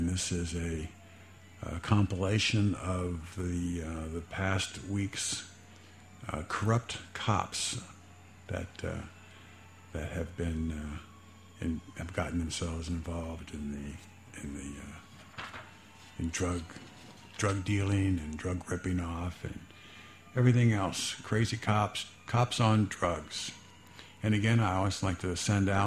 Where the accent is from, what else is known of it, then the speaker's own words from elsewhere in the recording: Fairborn, Ohio, United States; I grew up in Fairborn, Ohio